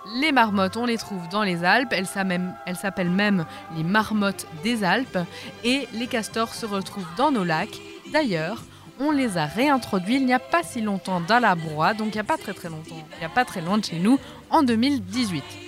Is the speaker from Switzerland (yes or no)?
yes; Switzerland; chez nous en Suisse, dans nos forêts